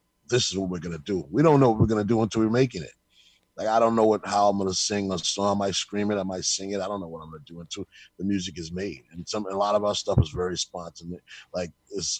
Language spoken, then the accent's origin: English; New York City, New York, United States; We're from New York City, born and raised.